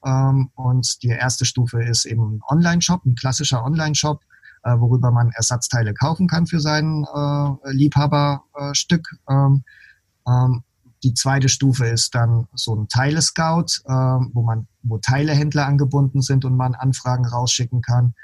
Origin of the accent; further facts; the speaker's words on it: Heidelberg area, Baden-Württemberg, Germany; ich komme ja aus dem Heidelberger Raum